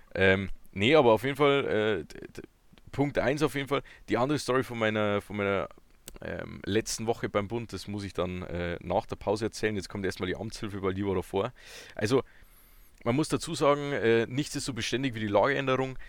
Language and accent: German; Bavaria, Germany; ich komme ja noch tiefer aus Bayern